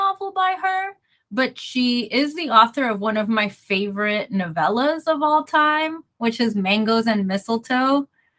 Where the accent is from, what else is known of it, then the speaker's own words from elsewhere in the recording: Puerto Rico; moved away; to Puerto Rico when I went home